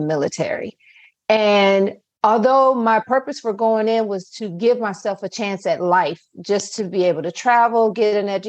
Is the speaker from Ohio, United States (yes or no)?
yes; Akron, Ohio, United States; moved away as an adult; now in Owings Mills, United States; although I reside right now in Owings Mills, Maryland, I'm originally from Akron, Ohio